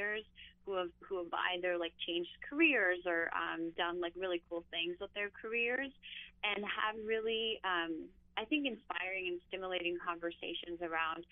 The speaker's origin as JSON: {"language": "English", "region": "Istanbul", "country": "Turkey", "tie": "born or raised there", "moved": "yes", "lives_now": "New York, United States", "said": "I grew up in Istanbul, so I'm used to that like large chaotic city environment"}